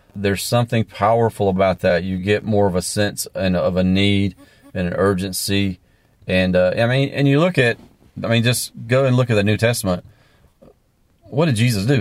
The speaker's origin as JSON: {"language": "English", "region": "the South", "country": "United States", "tie": "born or raised there", "also_born_or_lived": "Latin America", "said": "I grew up in the South"}